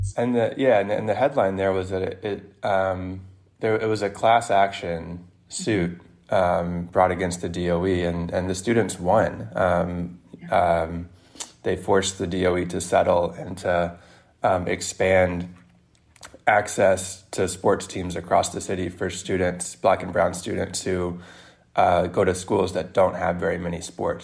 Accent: Mississippi, United States; now in New York City, United States; I'm not even from New York, I'm from Mississippi

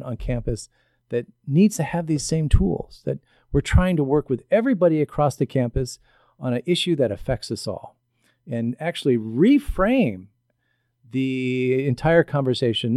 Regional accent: Southern Illinois, United States; I come from Southern Illinois in the coal fields. My family were coal miners

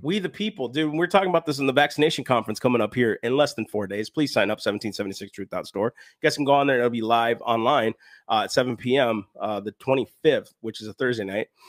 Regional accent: United States; I'm an American of these United States

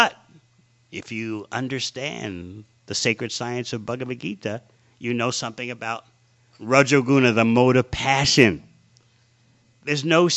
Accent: New York City, New York, United States; as a little boy growing up in New York City in the 50s

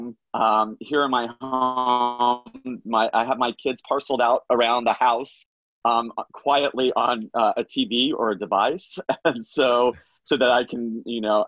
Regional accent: Orlando, Florida, United States; I grew up in Florida. I grew up in Orlando, actually, not too far away from Disney World

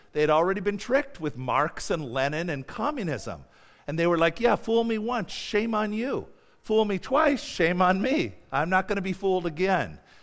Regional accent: United States; moved away; also born or lived in Mongolia; I'm an American

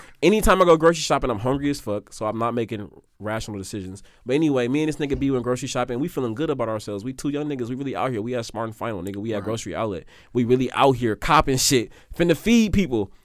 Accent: Oakland, California, United States; I'm really from here

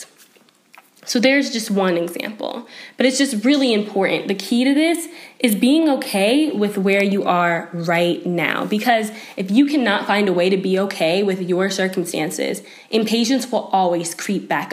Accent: South Carolina, United States; now in Boulder, United States; I was from South Carolina and I didn't really have that many winter clothes

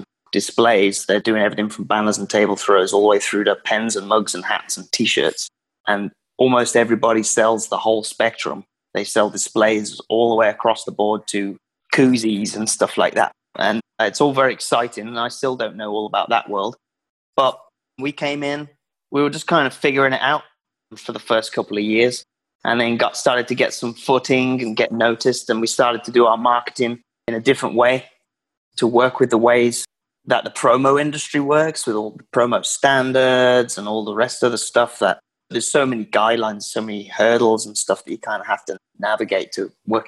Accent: Worcestershire, West Midlands, United Kingdom; moved away as an adult; now in United States; I am from Worcestershire, England, which is right in the middle, in the West Midlands

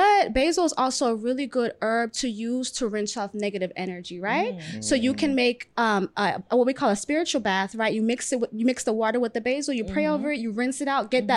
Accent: Florida, United States; I grew up in Florida, parents are Jamaican.

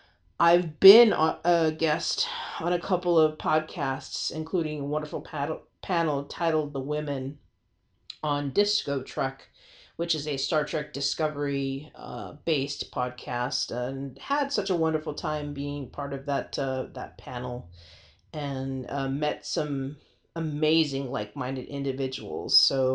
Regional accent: San Antonio, Texas, United States; roughly about 80 miles from my hometown here in San Antonio.

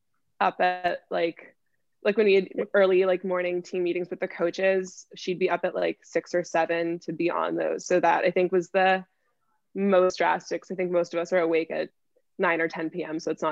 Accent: Connecticut, United States; I've been at home in Connecticut, which is really not very exciting

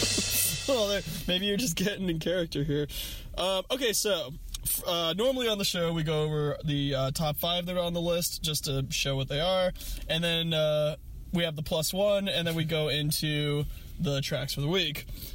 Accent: Oregon, United States; also born or lived in San Francisco; I'm from Oregon

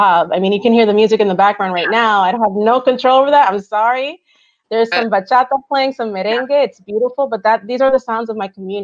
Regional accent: New York City, New York, United States; first language Spanish; English is a second language; when I was growing up in New York City

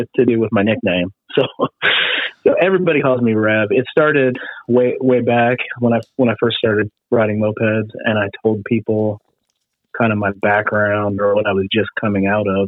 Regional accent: California, United States; moved away as an adult; also born or lived in Missouri; I grew up in California

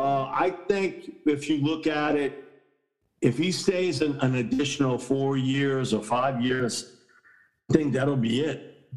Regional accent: Indiana, United States; You see, you know, growing up in Indiana, you know, it's cold in the wintertime.

